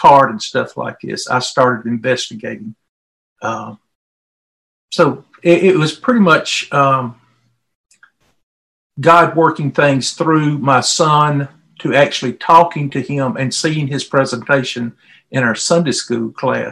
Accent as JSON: {"language": "English", "region": "Mississippi", "country": "United States", "moved": "yes", "said": "I'm from Mississippi originally, and I'm from the South"}